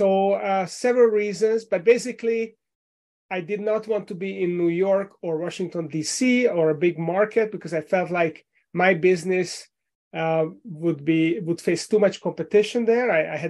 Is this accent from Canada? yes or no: no; Central Europe, Hungary; English is a second language; moved away as an adult; now in Richmond, United States; You might have noticed from my accent that I was not born here. I moved here with my family from Hungary in Central Europe 11 years ago. I live in Richmond, Virginia